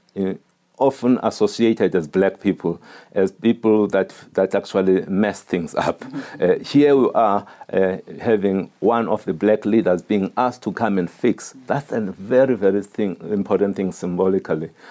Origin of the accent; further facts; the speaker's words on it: Eastern Cape, South Africa; a boy growing up in the Eastern Cape